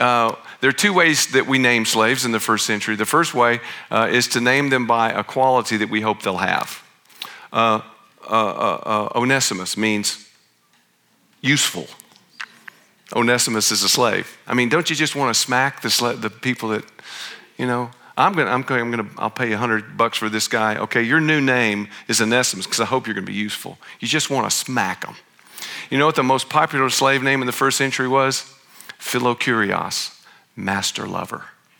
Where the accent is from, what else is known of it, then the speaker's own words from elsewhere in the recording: the South, United States; I'm from the South. We had a slave culture.